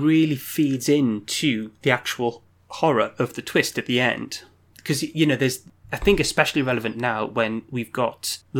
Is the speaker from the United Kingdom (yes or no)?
yes; United Kingdom; As white British liberals.